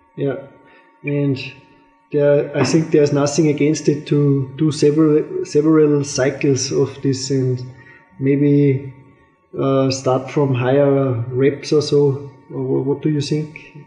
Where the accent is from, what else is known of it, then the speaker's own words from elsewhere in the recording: Austria; I'm from Austria